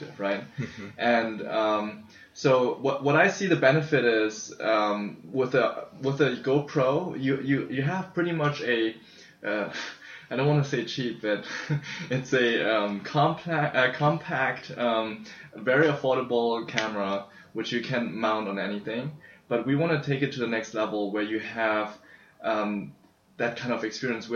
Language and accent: English; Germany; moved away as an adult; also born or lived in China; now in San Francisco, United States; I was born in China and grew up in Germany